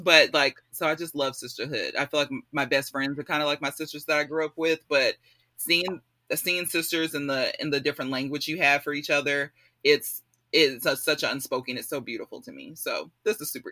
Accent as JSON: {"language": "English", "area": "Spring / The Woodlands area", "region": "Texas", "country": "United States", "tie": "born or raised there", "also_born_or_lived": "Illinois", "said": "I grew up in the Spring Woodlands area, so um, I was the only black kid most of my life growing up there"}